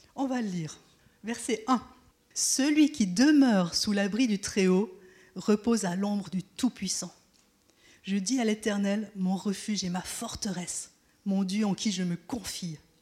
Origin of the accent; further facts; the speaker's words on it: Switzerland; je suis né en Suisse et c'est mon pays, je le connais.